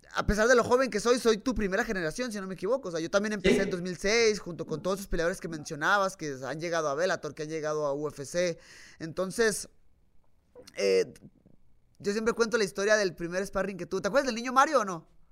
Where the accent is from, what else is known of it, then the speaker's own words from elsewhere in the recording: Tijuana, Baja California, Mexico; nací en Tijuana